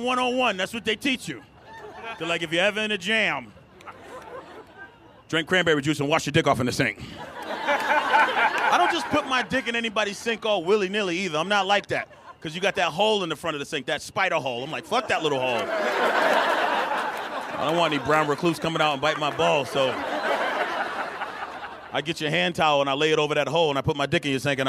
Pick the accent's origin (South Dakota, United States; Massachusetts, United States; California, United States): Massachusetts, United States; Boston; I'm from Boston